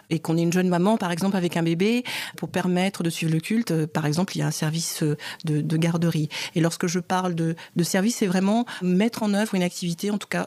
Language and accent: French; Cameroon; c'est pas du tout à ma voix que vous pouvez constater que je suis camerounaise